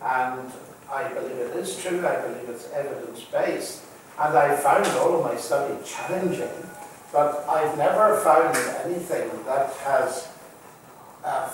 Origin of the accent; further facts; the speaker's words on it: Northern Ireland, United Kingdom; moved away; I come from Northern Ireland, but I had very unusual parents.